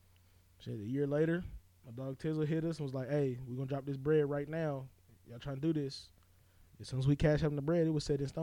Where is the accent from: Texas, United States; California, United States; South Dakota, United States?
California, United States; Seaside; now in Kentucky, United States; I'm from Seaside, California. I moved out here about 10 years ago.